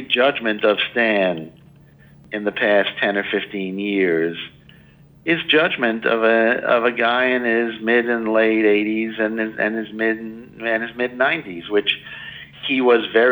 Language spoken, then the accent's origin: English; New York City, New York, United States; born or raised there